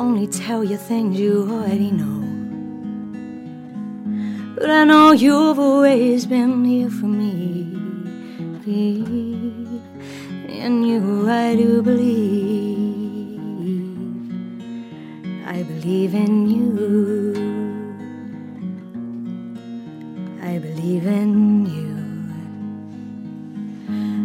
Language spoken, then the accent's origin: English; England, United Kingdom; moved away; I'm from England